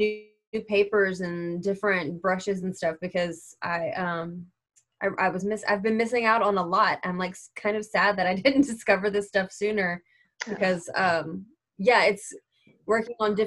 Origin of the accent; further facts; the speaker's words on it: Lake Charles, Louisiana, United States; I'm from Lake Charles